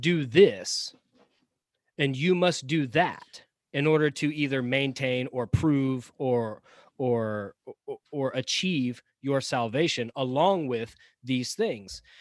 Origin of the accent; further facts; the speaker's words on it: the South, United States; Chris and I live in the South, we grew up in the South